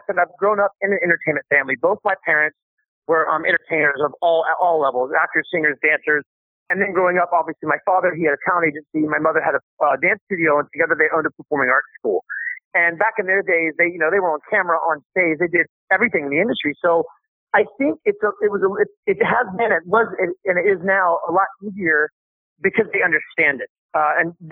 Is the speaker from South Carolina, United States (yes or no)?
yes; Myrtle Beach, South Carolina, United States; I grew up in Myrtle Beach, South Carolina